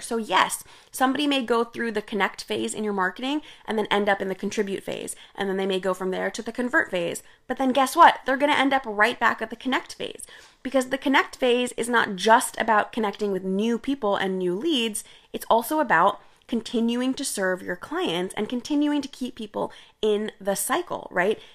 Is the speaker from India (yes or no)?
yes; India; I'm Indian, and, uh, I grew up drinking chai